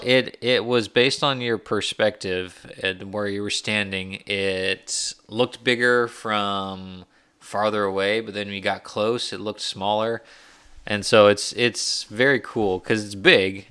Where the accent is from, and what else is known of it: United States